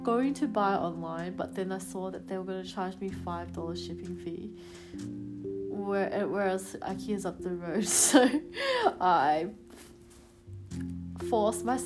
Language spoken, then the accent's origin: English; Adelaide, South Australia, Australia; now in Melbourne, Australia; I'm from Adelaide normally